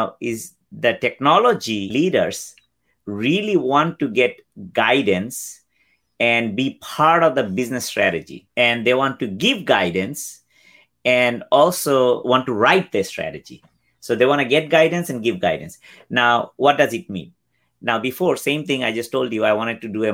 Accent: Bangladesh; now in United States; I am originally from Bangladesh, came here in 91.

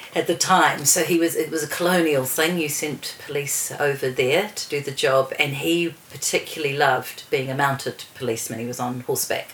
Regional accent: Wellington, New Zealand; also born or lived in Zambia / Bermuda; grew up in mostly in Wellington

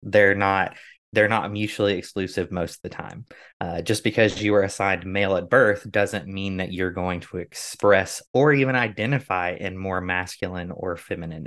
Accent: United States; growing up in America

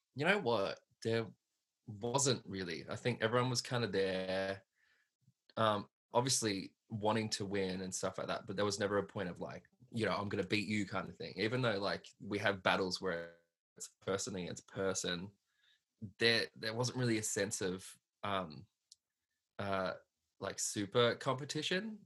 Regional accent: Hoppers Crossing, Victoria, Australia; I grew up in Hoppers Crossing, which is like um, west west Melbourne kind of thing

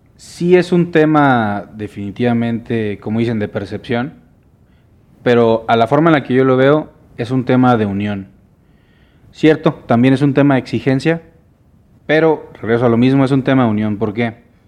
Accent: Mérida, Yucatán, Mexico; yo soy de Mérida

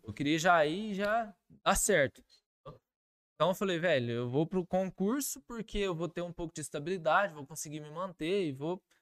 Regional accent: Carmo do Rio Claro, Minas Gerais, Brazil; moved away as an adult; also born or lived in Varginha; eu sou natural de Carmo do Rio Claro, né? Nasci, fui criado lá e morei lá até os 23 anos de idade.

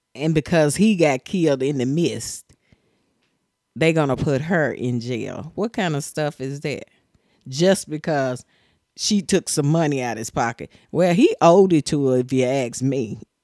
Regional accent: Tennessee, United States; I'm from Tennessee

